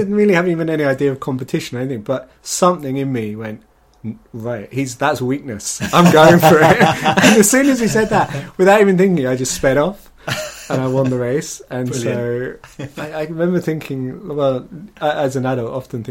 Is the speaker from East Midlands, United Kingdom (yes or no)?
yes; Northampton, East Midlands, United Kingdom; I grew up in Northampton